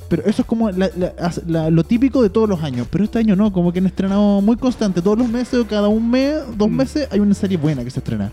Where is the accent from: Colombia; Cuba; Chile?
Chile; como chilenos